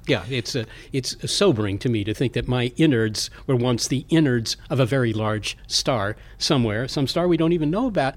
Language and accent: English; Virginia, United States; I'm from Virginia, and there's a wall of mountains that separate where I am from Ohio